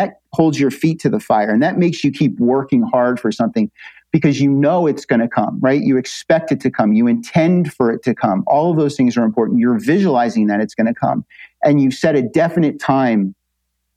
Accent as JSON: {"language": "English", "region": "New Jersey", "country": "United States", "said": "I come from New Jersey"}